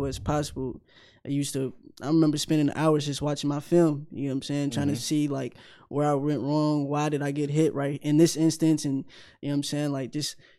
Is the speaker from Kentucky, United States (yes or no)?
yes; Louisville, Kentucky, United States; I'm from Louisville. I went to high school at Butler Traditional